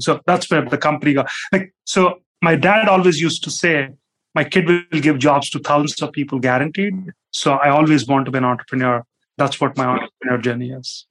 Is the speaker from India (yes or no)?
yes; India; moved away; as a kid, like I grew up in India